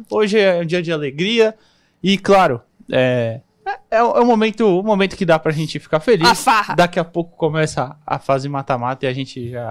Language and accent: Portuguese; São Paulo, Brazil; Eu sou de São Paulo